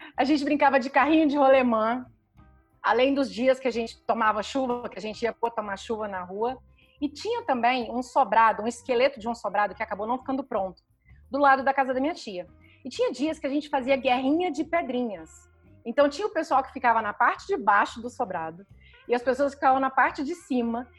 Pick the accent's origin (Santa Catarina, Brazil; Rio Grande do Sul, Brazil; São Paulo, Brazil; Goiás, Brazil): Goiás, Brazil; Goiânia; eu nasci em Goiânia, que apesar de ser a capital de Goiás, sempre foi e ainda continua até hoje uma cidade com ar interiorano